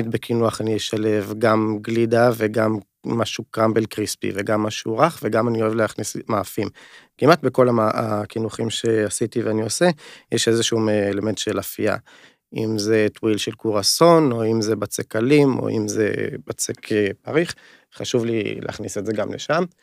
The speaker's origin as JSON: {"language": "Hebrew", "region": "North", "country": "Israel", "said": "אנחנו שנינו מהצפון, שחף גם מהצפון"}